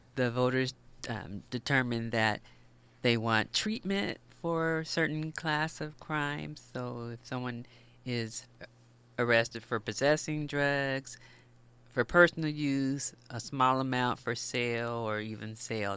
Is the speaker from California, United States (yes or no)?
yes; Los Angeles, California, United States; I grew up in the Los Angeles area, not far from here, the West Adams area.